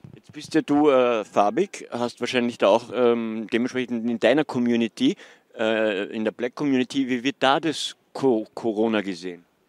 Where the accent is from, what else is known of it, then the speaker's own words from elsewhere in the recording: Austria; Bei uns in Österreich